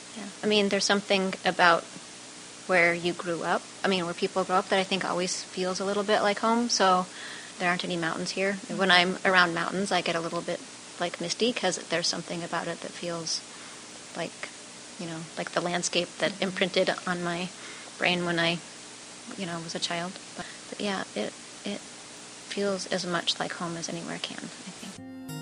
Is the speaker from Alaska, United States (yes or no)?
yes; Anchorage, Alaska, United States; moved away as an adult; now in Chicago, United States; I grew up in Anchorage, Alaska, and came to the Chicago area to go to college